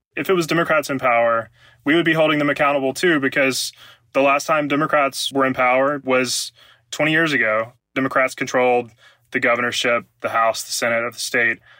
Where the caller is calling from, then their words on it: Columbia, Mississippi, United States; I'm calling from Columbia, Mississippi